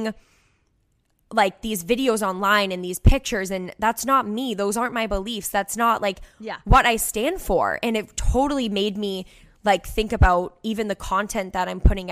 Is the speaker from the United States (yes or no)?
yes; Cape Cod, Massachusetts, United States; I'm the girl from the Cape worked at the resort 3 years ago